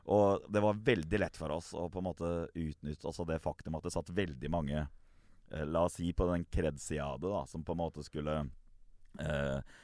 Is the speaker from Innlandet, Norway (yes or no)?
no; Gressvik, Østfold, Norway; når jeg vokste opp på Gressvik